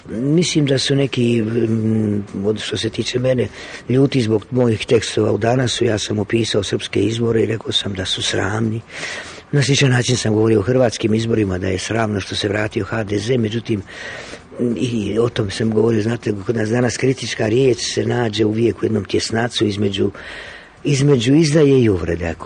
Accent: Mostar, Federation of Bosnia and Herzegovina, Bosnia & Herzegovina; moved away; also born or lived in Zagreb; kao što znate ja sam rođen u Mostaru, nekoliko stotina metara od starog mosta

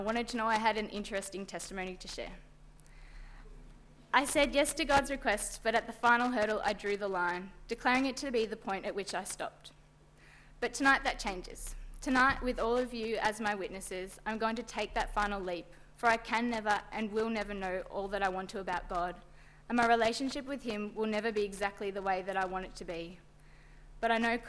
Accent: Bendigo, Victoria, Australia; In my hometown of Bendigo, I grew up in a small

